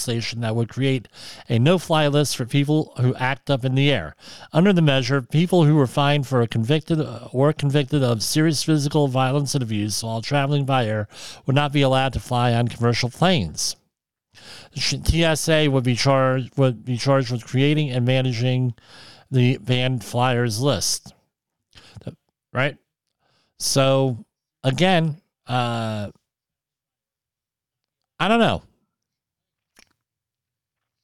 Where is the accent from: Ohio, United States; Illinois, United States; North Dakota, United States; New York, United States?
New York, United States; my home state of New York